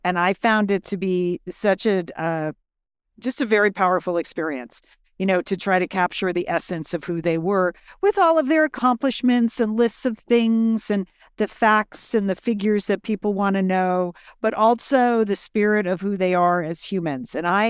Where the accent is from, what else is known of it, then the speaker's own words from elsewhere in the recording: Connecticut, United States; So my friend Courtney grew up in Dallas and I grew up in Connecticut.